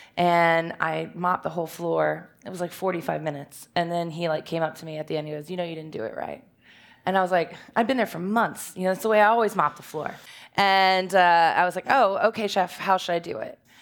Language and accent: English; Richmond, Virginia, United States; I'm from Richmond, and, uh, I grew up here in the West End